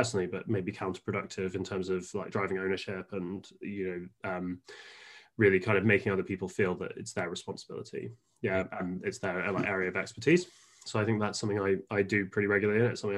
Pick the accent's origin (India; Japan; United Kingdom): Japan; born there; I was born in Japan. My mum was a journalist out there with The Economist, and my dad was a lawyer, shipping lawyer.